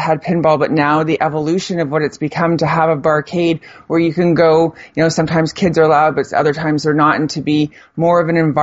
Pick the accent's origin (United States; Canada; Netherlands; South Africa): Canada; Burlington, Ontario; now in Ottawa, Canada; I grew up in Burlington